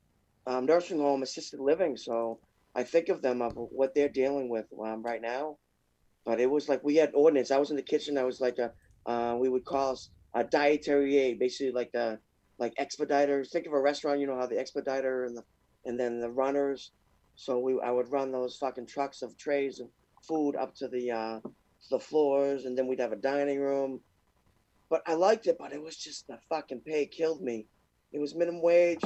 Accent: Massachusetts, United States; I was from Massachusetts, still am, of course

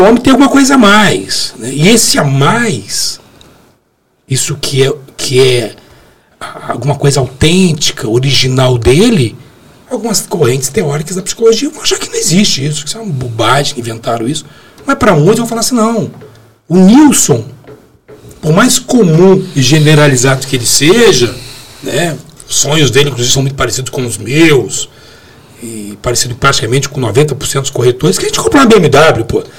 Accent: Brazil; a gente nasceu no Brasil e fala português, não falo árabe

